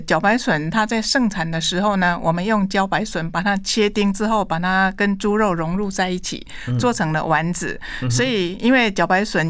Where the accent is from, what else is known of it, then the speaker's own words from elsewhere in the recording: Taiwan; 我们台湾人